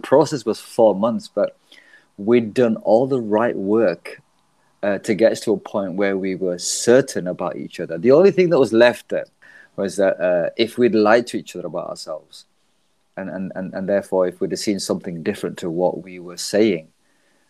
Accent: Leeds, Yorkshire and the Humber, United Kingdom; I'm from Leeds, UK

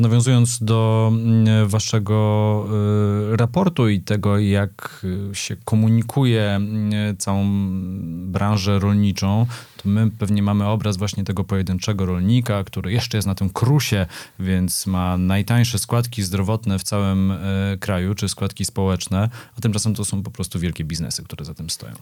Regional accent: Poland; ja się urodziłem e, w schyłkowym PRL-u, ale już wychowywałem się w wolnej Polsce

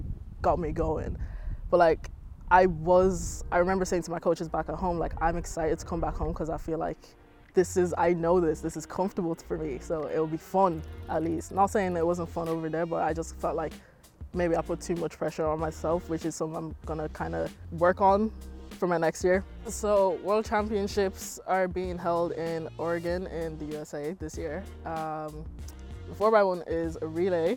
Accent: Ireland; accent: Irish; moved away; my Irish accent came out more

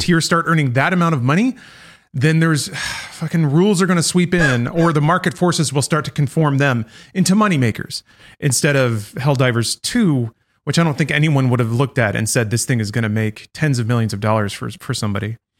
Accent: United States; as an American

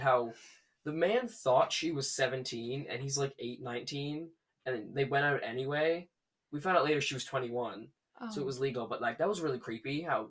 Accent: Newfoundland and Labrador, Canada; I'm from Newfoundland.

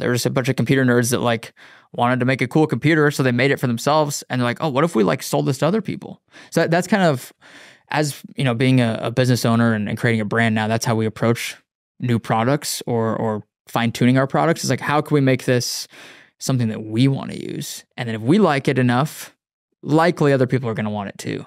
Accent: Wyoming, United States; now in Austin, United States; I grew up in Wyoming, um, grew up in the mountains.

